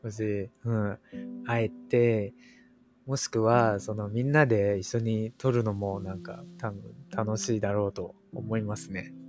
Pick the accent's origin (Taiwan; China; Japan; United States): Taiwan; 台湾人です